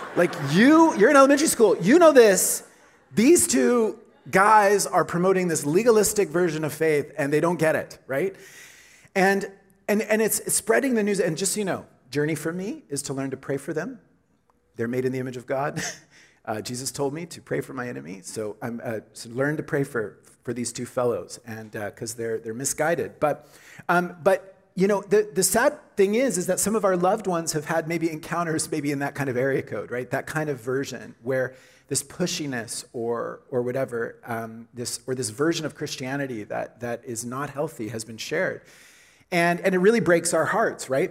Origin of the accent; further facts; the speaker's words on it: Oklahoma, United States; moved away as an adult; now in Canada; I'm from Oklahoma. And, uh, and so I came to Canada in the late 90s to go to school at Trinity Western